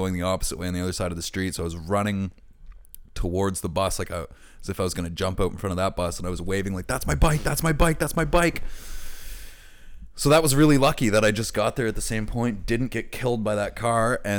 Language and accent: English; Bedford, Nova Scotia, Canada; moved away; I'm from Bedford